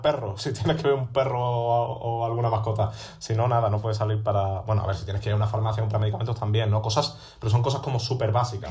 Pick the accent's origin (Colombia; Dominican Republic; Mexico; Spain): Spain; Seville, Andalusia; now in Madrid, Spain; yo pensaba irme a Sevilla, a mi tierra